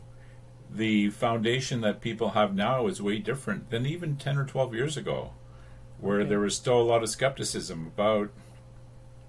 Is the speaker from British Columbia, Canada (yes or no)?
no; Cobourg, Ontario, Canada; also born or lived in Belleville, Ontario / Tyendinaga Mohawk Territory, Ontario / Toronto, Ontario / Zaire; my dad got a job in Cobourg. And I spent, you know, the rest of my youth, elementary school, high school in Cobourg